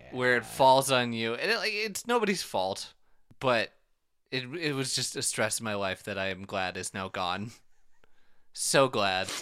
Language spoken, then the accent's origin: English; Minnesota, United States; accent: Minnesotan long O; I am Minnesotan, so every O is a long O sound.